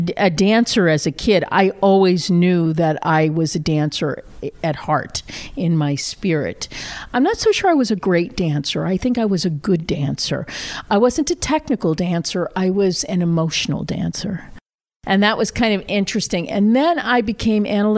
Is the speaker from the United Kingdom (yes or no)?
no; Randolph, Massachusetts, United States; I grew up on the South Shore of Boston in a small town called Randolph, Mass.